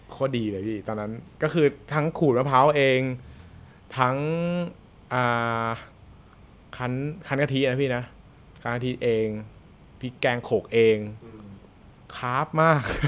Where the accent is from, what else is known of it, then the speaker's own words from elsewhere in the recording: Bangkok, Thailand; เราคนกรุงเทพ